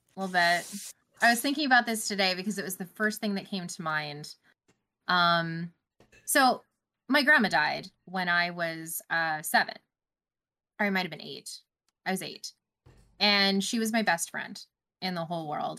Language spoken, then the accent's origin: English; Canada; I don't traditionally celebrate as a Canadian